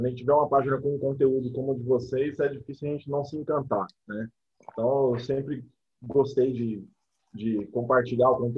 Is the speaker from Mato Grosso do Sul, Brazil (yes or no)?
yes; Mato Grosso do Sul, Brazil; uma, breve correção de geografia, porque eu sou do Mato Grosso do Sul.